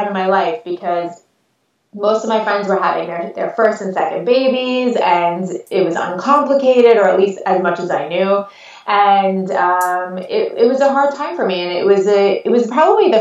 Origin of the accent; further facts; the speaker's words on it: North Shore of Long Island, New York, United States; accent: Long Island; I'm born and raised in New York